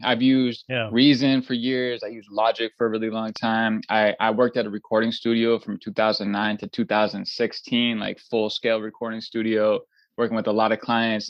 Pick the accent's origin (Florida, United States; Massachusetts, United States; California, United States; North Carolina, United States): Massachusetts, United States; Boston; I was from I was from Boston